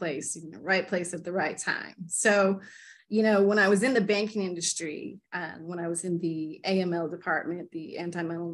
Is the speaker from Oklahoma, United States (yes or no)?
yes; Tulsa, Oklahoma, United States; I grew up in Tulsa, Oklahoma